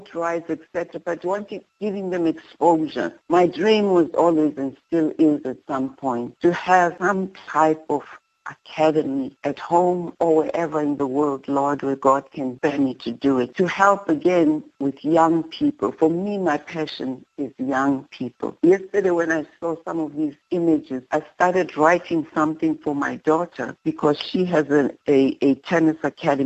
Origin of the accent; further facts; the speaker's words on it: South Africa; now in Atlanta, United States; my body is in America, but my heart is in South Africa.